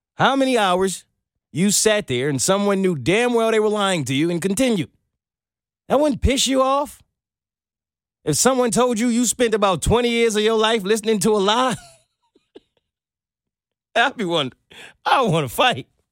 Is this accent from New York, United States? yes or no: yes; Brooklyn, New York, United States; now in Atlanta, United States; I'm from Brooklyn